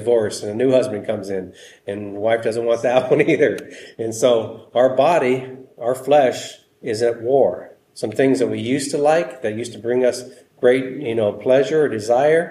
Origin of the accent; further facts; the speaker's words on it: United States; We're American Christians